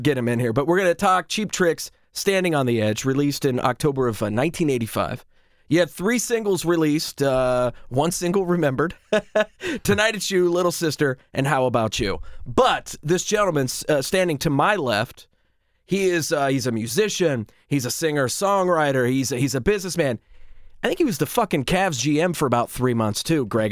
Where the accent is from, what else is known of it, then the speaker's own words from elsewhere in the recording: Marietta, Ohio, United States; we grew up here in Marietta, Ohio